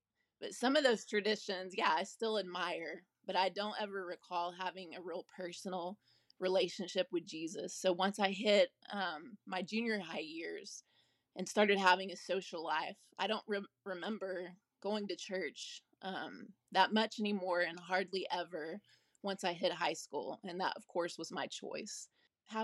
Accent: Dallas, Texas, United States; I was born in Dallas, Texas. I lived there until I graduated high school.

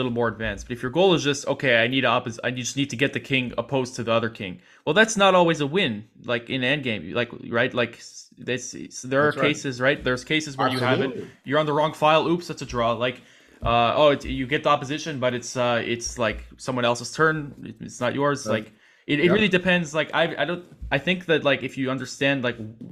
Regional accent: New York City, New York, United States; moved away; I'm also from Brooklyn

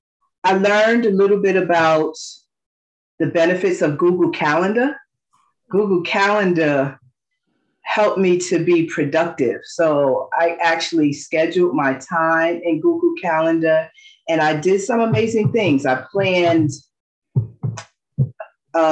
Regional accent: New York City, New York, United States; also born or lived in Queens, New York / California; I'm from Brooklyn, New York, and I'm presently residing in Queens, Corona, Queens

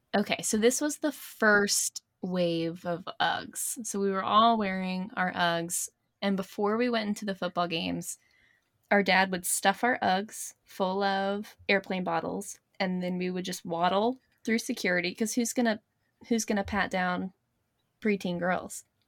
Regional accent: Blacksburg, Virginia, United States; We grew up in Blacksburg, college town

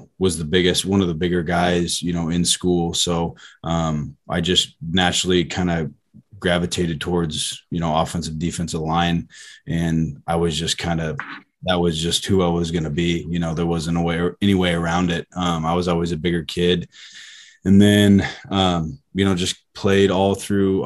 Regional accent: Fremont, Nebraska, United States; born and raised in Fremont, Nebraska, kind of a smaller town

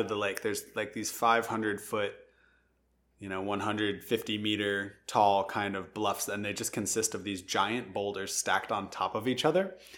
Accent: Madison, Wisconsin, United States; I grew up in Madison

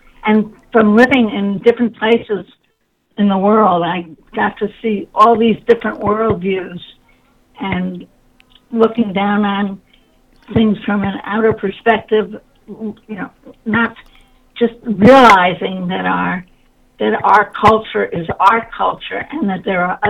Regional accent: New York, United States; born there; also born or lived in California; I was born in New York and I was considered a New York liberal, and I was a New York liberal.

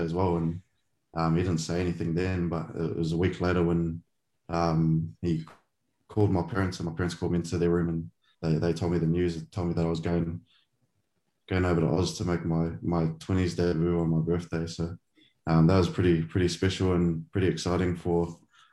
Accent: Auckland, New Zealand; I grew up in a small suburb called Pakuranga, which is just at east of Auckland.

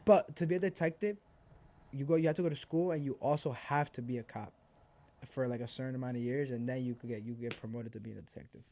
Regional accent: Elizabeth, New Jersey, United States; also born or lived in Argentina / Milwaukee; I grew up here. Like, I'm from Jersey

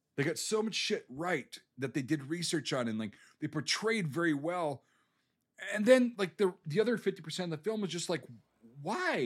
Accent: United States; As an American

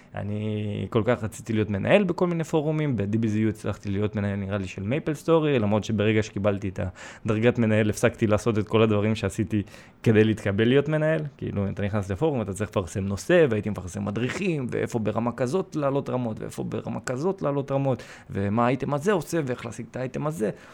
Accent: Israel; first language Russian; Hebrew is a second language; also born or lived in Sevastopol, Crimea; נולדתי בסיבסטופל, באתי לפה בגיל שלוש, למדתי עברית די מהר

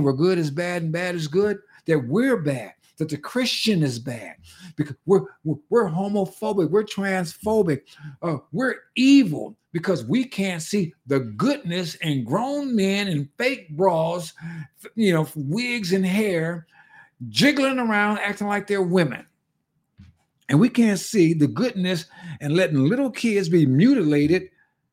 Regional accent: California, United States; moved away as an adult; in California before I left that state, my home state

